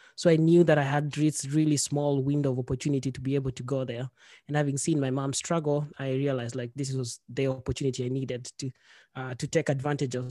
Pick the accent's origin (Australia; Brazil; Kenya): Kenya; moved away as an adult; also born or lived in Norway; now in Sweden; I'm from Kenya. I've lived in Sweden for six, seven years now. Uh, before that, I've li-, I'd lived in Kenya for most of my life